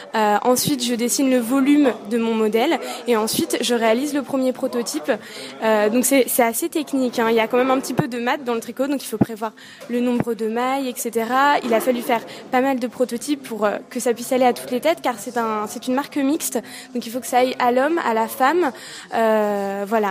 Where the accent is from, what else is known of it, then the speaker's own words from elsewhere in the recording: Yvelines, Île-de-France, France; Je suis originaire des Yvelines